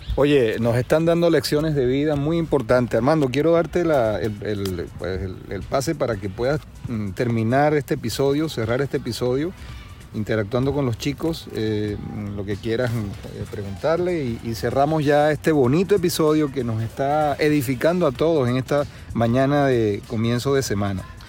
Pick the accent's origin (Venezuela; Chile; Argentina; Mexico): Venezuela; Margarita Island, Nueva Esparta; moved away; los que venimos de Venezuela pues especialmente de la isla de Margarita